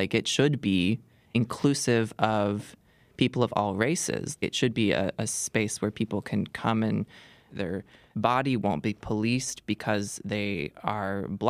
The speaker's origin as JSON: {"language": "English", "town": "Seattle", "region": "Washington", "country": "United States", "tie": "born or raised there", "moved": "yes", "lives_now": "Chicago, United States", "said": "I grew up in Seattle in a suburb"}